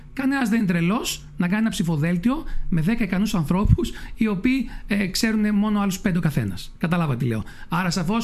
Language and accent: Greek; Lemnos, North Aegean, Greece; στο χωριό μου